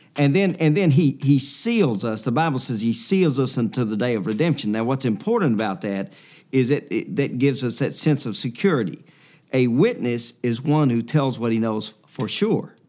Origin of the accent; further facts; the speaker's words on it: Louisiana, United States; I'm from Louisiana